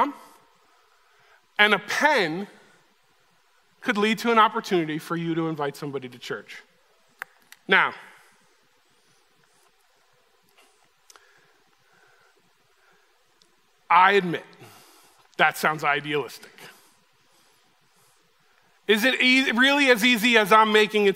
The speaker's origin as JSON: {"language": "English", "region": "New Jersey", "country": "United States", "said": "I'm from New Jersey"}